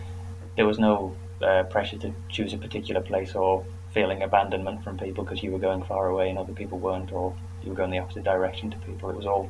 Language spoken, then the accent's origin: English; just outside Durham, North East England, United Kingdom; moved away as an adult; now in Aberdeen, United Kingdom; I'm from just outside Durham in northeast of England, and I'm here studying clinical pharmacology as a master's, but I also did my undergraduate in pharmacology here in Aberdeen as well.